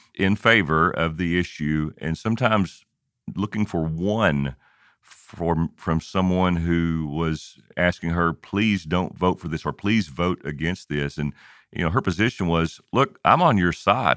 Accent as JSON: {"language": "English", "region": "Kentucky", "country": "United States", "tie": "born or raised there", "said": "I grew up in Kentucky"}